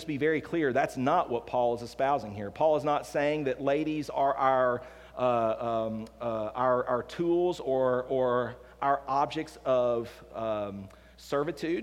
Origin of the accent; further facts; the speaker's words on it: the South, United States; growing up in the South